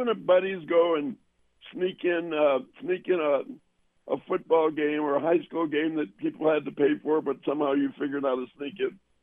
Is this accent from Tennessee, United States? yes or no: no; Evanston, Illinois, United States; also born or lived in Chicago; I grew up in Northwestern and in Evanston, which where Northwestern is